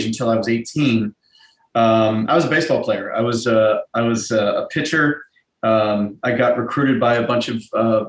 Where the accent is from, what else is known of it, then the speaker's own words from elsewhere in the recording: Pittsburgh, Pennsylvania, United States; moved away as an adult; now in New York, United States; I grew up in Pittsburgh, so I auditioned at Point Park